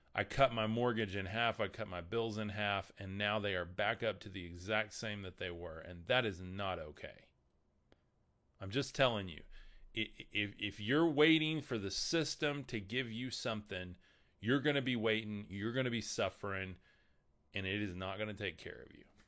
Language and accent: English; the Bible Belt, United States; We are in the middle of the Bible Belt here.